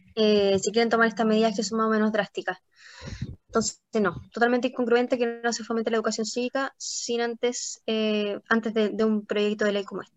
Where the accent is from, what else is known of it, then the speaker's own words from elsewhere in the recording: Chile; los jóvenes somos el futuro de Chile